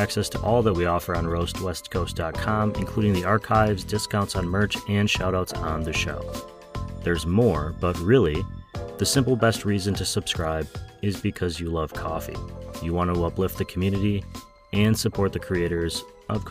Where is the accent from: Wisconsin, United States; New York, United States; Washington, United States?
Wisconsin, United States; Wausau; my hometown of Wausau, Wisconsin